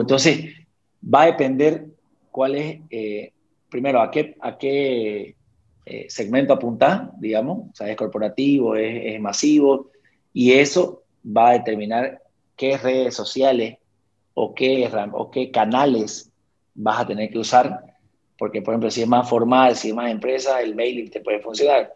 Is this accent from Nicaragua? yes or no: no; Bolivia; nosotros muchas veces como bolivianos